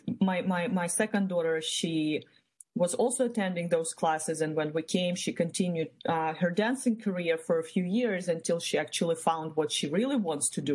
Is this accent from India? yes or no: no; Ukraine; moved away as an adult; now in United States; I was born back in Eastern Europe, in Ukraine. That's where I grew up.